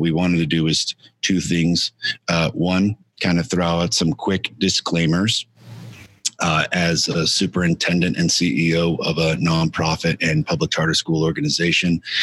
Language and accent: English; El Paso, Texas, United States; my hometown and where Cassandra and I are currently calling home El Paso, Texas